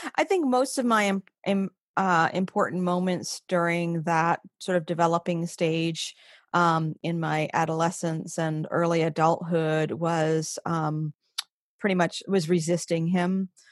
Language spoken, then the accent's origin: English; Maine, United States; moved away; also born or lived in western New York; was born and raised in Maine